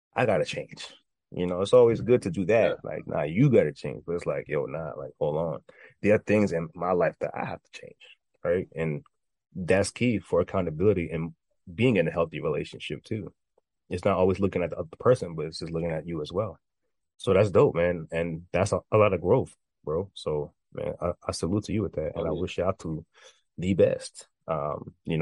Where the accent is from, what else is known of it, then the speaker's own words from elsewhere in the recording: New York, United States; I'm from New York. As of right now, I'm in New York, born and raised.